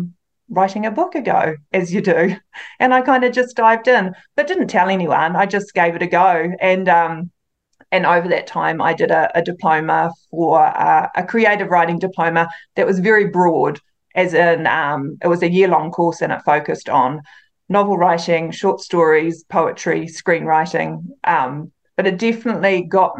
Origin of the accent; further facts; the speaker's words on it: near Waitomo, central North Island, Waikato, New Zealand; it's actually about 15 minutes away from my hometown, so I grew up with it just down the road.